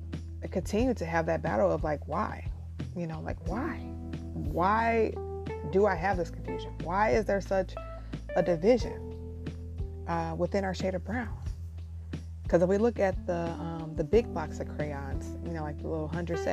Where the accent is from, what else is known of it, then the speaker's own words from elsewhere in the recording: Midwest, United States; growing up in the Midwest